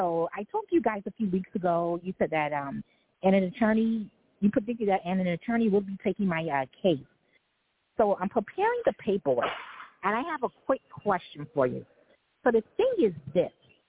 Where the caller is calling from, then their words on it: New York City, New York, United States; calling from Manhattan.